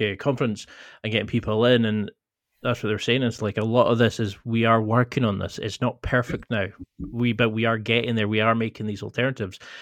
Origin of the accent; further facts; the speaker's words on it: the Highlands, Scotland, United Kingdom; I come from the Highlands